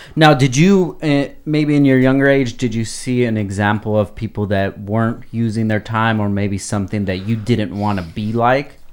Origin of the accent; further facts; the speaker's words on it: Oxnard, California, United States; growing up in Oxnard